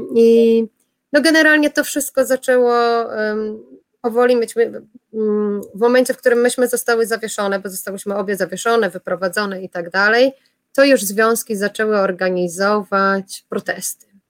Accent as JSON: {"language": "Polish", "country": "Poland", "accent": "Polish", "moved": "yes", "said": "ja jestem z Polski"}